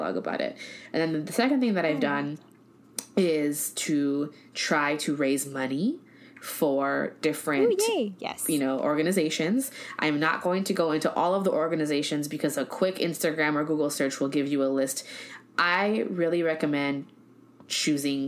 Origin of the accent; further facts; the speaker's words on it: United States; accent: Americanized; my Americanized accent